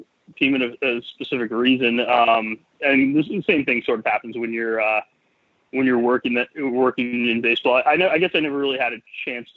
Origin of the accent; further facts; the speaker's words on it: Tucson, Arizona, United States; also born or lived in Montreal, Canada; grew up in Tucson, Arizona.